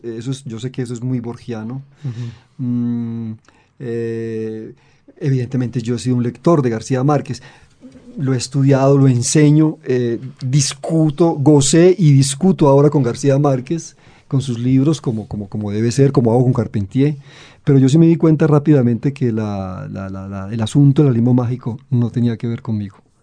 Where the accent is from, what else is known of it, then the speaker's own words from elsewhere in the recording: Medellín, Antioquia, Colombia; also born or lived in Santander; yo vengo de Medellín, de Santander, yo no soy caribeño